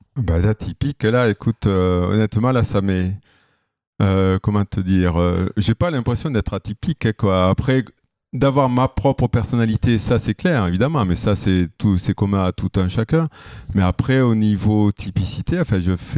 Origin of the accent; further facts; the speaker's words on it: Villeneuve-sur-Lot, Nouvelle-Aquitaine, France; moved away as an adult; also born or lived in Toulouse / Bordeaux; now in Lyon, France; je viens du sud-ouest, du Lot-et-Garonne, n'est-ce pas Donc euh, à Villeneuve-sur-Lot